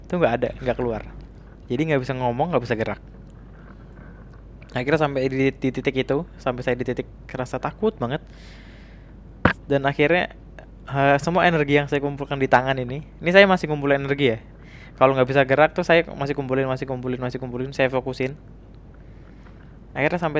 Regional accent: Jakarta, Indonesia; saya dari Jakarta

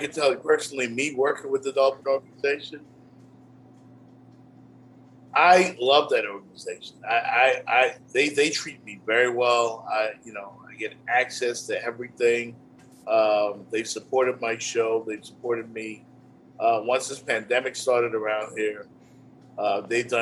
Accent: Bahamas; moved away; Growing up in the Bahamas, man, where I'm originally from

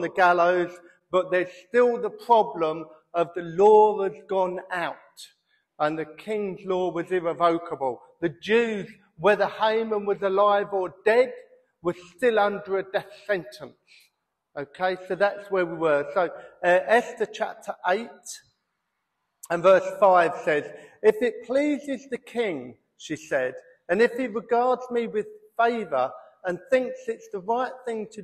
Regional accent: United Kingdom; we're British and we moan

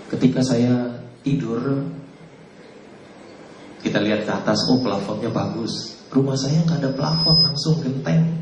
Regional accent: Jakarta, Indonesia; Saya eh, lahir di Jakarta 56 tahun yang lalu.

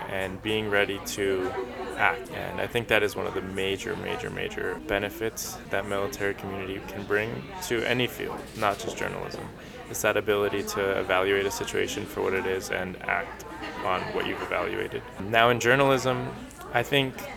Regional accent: Colombia; now in New York, United States; I was born in Colombia, like you said, and I immigrated here to New York with my mom and my little brother

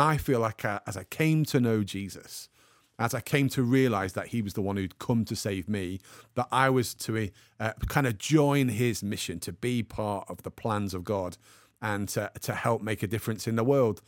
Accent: the Midlands, England, United Kingdom; now in Manchester, United Kingdom; I was actually born in the Midlands, but now live in Manchester.

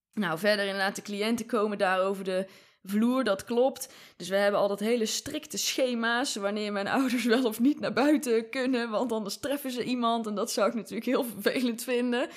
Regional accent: Rucphen, North Brabant, Netherlands; also born or lived in Breda; in mijn ouderlijk huis, dus waar ik geboren ben

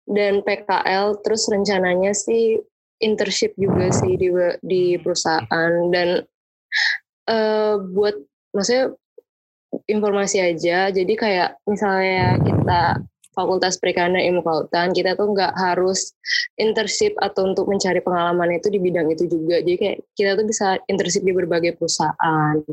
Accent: Medan, North Sumatra, Indonesia; now in Jakarta, Indonesia; kalau asalnya dari Medan ya SMA Medan, cuman

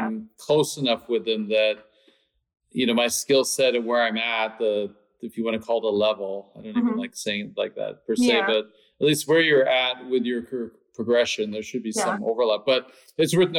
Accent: Canada; also born or lived in London / Stockholm; now in Los Angeles, United States; I'm from Canada

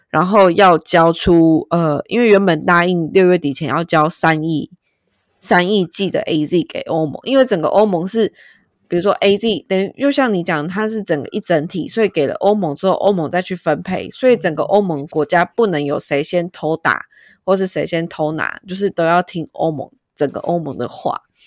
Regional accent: Taiwan; 我们就是台湾人

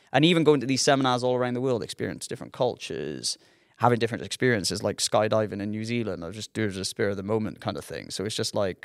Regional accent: Newport, Wales, United Kingdom; growing up in Newport

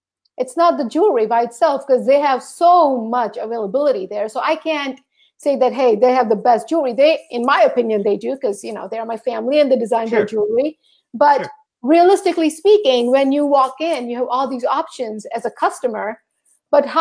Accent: St. Thomas, U.S. Virgin Islands; moved away; I grew up in St. Thomas, which is a part of the U.S. Virgin Islands

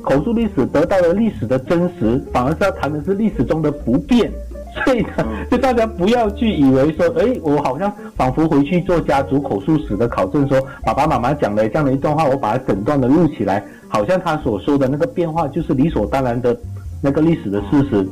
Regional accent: Yong Peng, Johor, Malaysia; 我的家乡就在永平

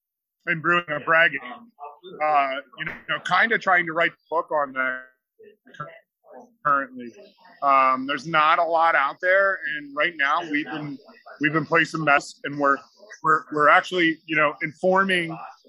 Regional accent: East Coast, United States; Just as an FYI, I'm from the East Coast.

